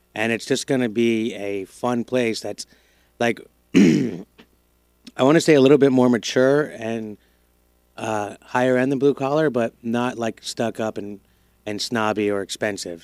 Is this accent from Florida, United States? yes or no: yes; Broward, Florida, United States; also born or lived in Miami / New York; I grew up in Broward until I was ten